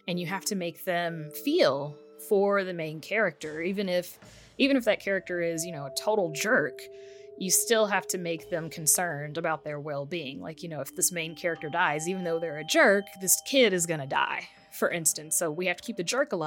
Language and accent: English; United States; us as Americans